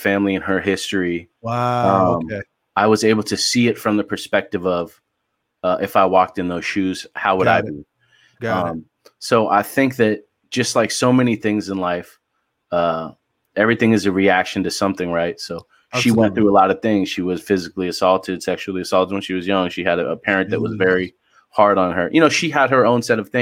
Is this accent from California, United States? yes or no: yes; San Clemente, California, United States; also born or lived in Oakland; now in Los Angeles, United States; I grew up in San Clemente and I lived there until I graduated high school.